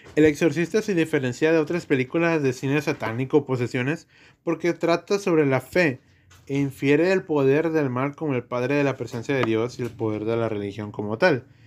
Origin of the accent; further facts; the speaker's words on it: Mexico; somos mexicanos